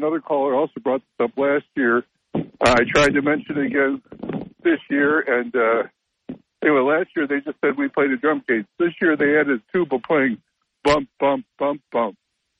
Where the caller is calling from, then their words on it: Endicott, New York, United States; from Endicott.